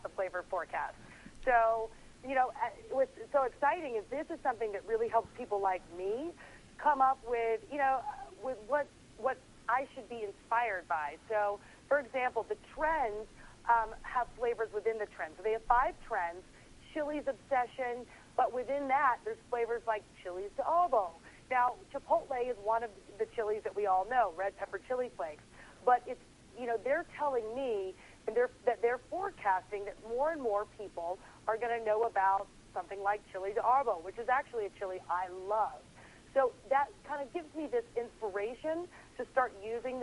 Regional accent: Tennessee, United States; now in New York, United States; I'm from Tennessee. I moved to New York.

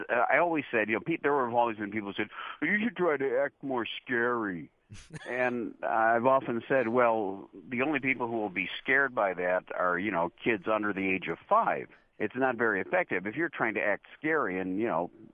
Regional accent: Chicago, Illinois, United States; also born or lived in Morton Grove, Illinois / Niles, Illinois; I was born in Chicago, and about 4 years after that, we moved to some suburbs of Chicago.

